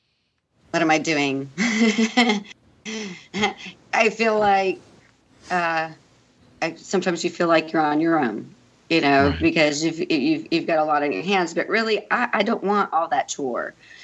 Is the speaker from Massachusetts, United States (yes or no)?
no; St. Augustine, Florida, United States; also born or lived in El Paso, Texas; not only am I from El Paso, Texas, but I was also raised in St. Augustine, Florida